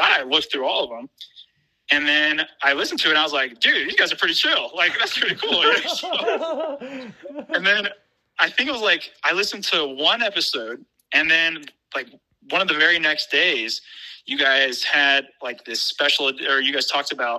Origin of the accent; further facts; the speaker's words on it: East Coast, United States; now in Midwest, United States; I am originally from the East Coast, moved out to like the middle of the U.S.